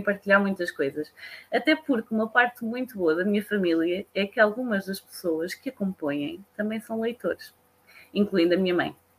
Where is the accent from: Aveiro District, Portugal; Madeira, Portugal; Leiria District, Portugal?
Leiria District, Portugal; Leiria; sou de Leiria. Apesar de ser de uma zona pequenina, que eu continuo a dizer que era uma aldeia